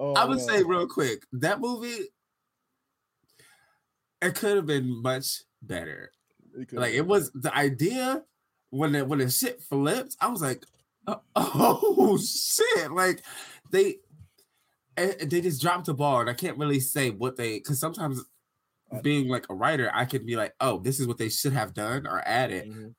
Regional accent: Detroit, Michigan, United States; now in Arizona, United States; so coming from Detroit to Arizona, it was such a fucking culture shock. So it was like literally the year I moved out here

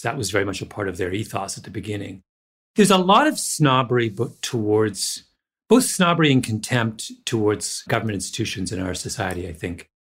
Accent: Canada; moved away; also born or lived in Jamaica; I grew up in Canada

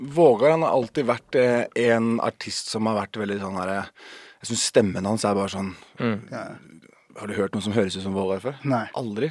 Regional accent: Horten, Vestfold, Norway; Vi er fra Horten

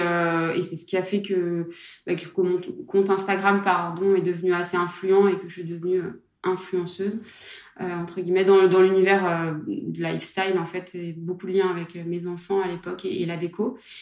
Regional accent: Saint-Étienne, Auvergne-Rhône-Alpes, France; moved away as an adult; also born or lived in Aix-en-Provence; je suis de Saint-Etienne

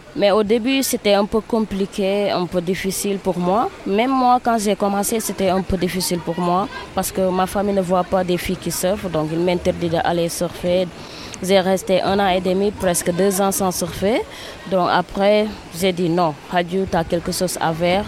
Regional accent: Dakar, Senegal; mon pays en tant que fille, en tant que sénégalaise

